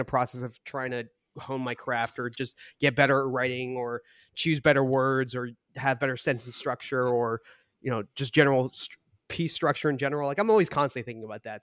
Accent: Boston, Massachusetts, United States; also born or lived in Seoul, South Korea / Malden, Massachusetts / Brookline, Massachusetts; we grew up in Boston

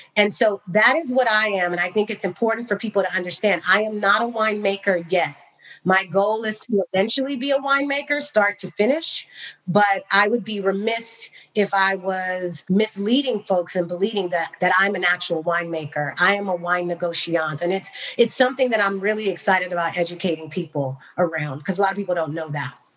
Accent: Bay Area, California, United States; also born or lived in Cognac, France; I grew up in the Bay Area

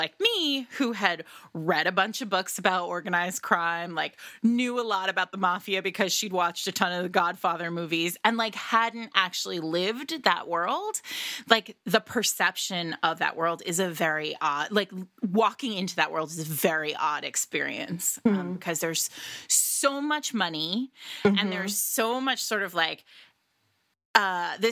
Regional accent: Rhode Island, United States; now in New York City, United States; I grew up in Rhode Island

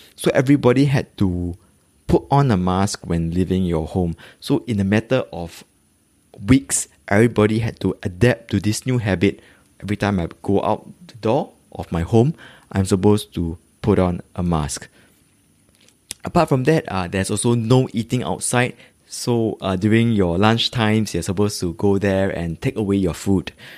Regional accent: Singapore; I'm a Singaporean living in the east of Singapore. If you really must know, uh, it's actually in Tampines

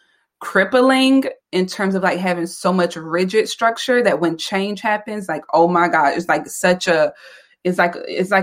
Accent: the South, United States; I am from the South. So I'm a Southern girl

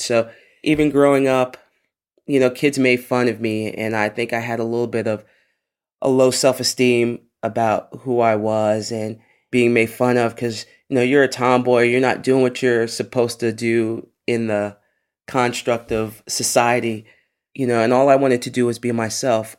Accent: New York City, New York, United States; growing up in the Bronx, in a place called Co-op City

